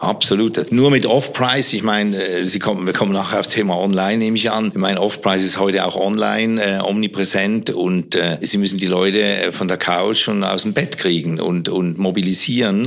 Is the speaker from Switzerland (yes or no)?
yes; Switzerland; Ich bin ja Schweizer